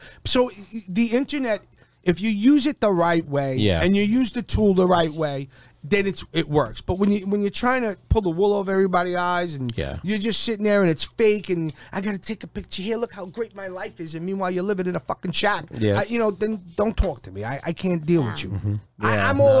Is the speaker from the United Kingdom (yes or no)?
no; Massachusetts, United States; born there; So my whole family was military. I was born on Otis Air Force Base.